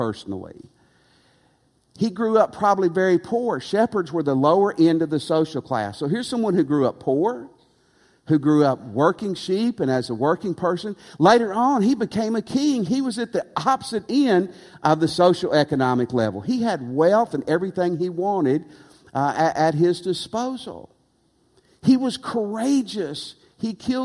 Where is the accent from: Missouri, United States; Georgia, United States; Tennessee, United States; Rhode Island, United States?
Tennessee, United States; also born or lived in Texas; now in Louisiana, United States; I grew up in Tennessee